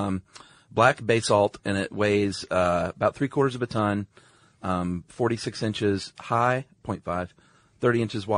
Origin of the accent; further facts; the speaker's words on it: the South, United States; since I'm from the South, I soften my T